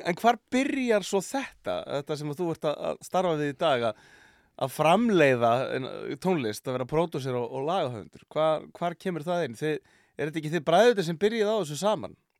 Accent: Akureyri, Northeastern Region, Iceland; Ég er frá Akureyri

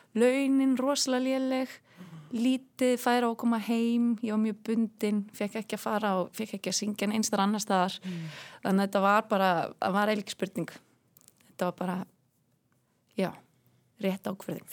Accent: Westfjords, Iceland; accent: Westfjords; moved away; also born or lived in Germany

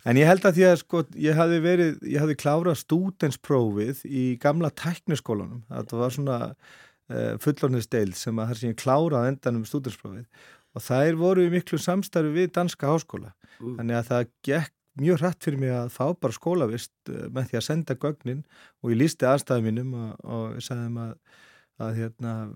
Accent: Bolungarvík, Westfjords, Iceland; moved away; also born or lived in Reykjavík / Árneshreppur; ég er svo alveg upp í Bólungavík alveg flytt þanga bara uh, innan við Áskamall og elst þar upp á mínu skólagöngu þar

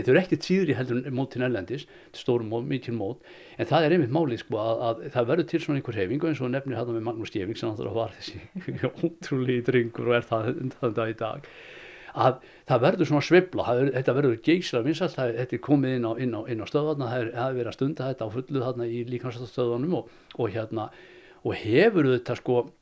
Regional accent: Akureyri, Northeastern Region, Iceland; moved away; also born or lived in Reykjavík; ég kem frá Akureyri og ég eh, er fættur þar 1958

